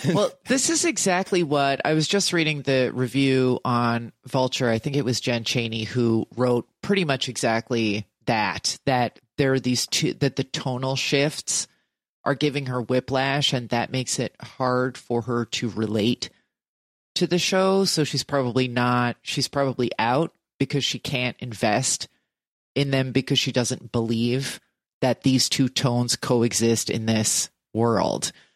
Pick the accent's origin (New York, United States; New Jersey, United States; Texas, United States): New Jersey, United States; I'm from New Jersey